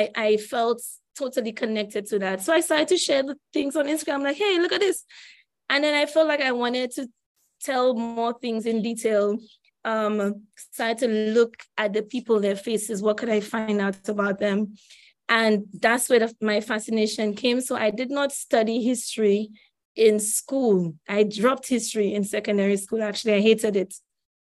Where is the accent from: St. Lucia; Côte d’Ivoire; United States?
St. Lucia; I grew up in St. Lucia